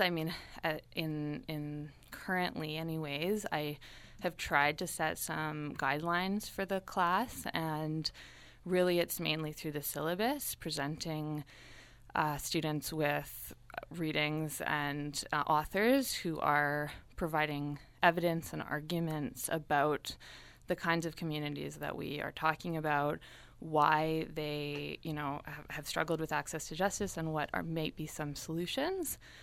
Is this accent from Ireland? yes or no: no; Toronto, Ontario, Canada; moved away as an adult; also born or lived in Montreal / Ottawa; now in Windsor, Canada; I'm from Toronto originally